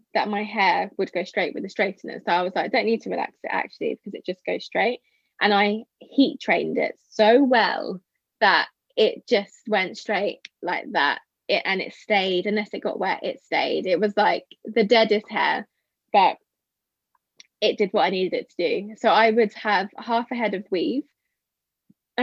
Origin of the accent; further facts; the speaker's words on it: United Kingdom; also born or lived in Porto, Portugal; I hated being the Brit